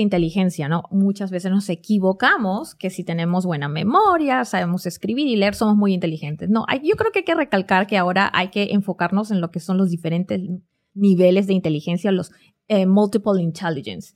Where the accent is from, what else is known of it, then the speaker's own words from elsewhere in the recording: Lima, Peru; moved away as an adult; now in United States; vengo de Lima, Perú y, no soy mexicana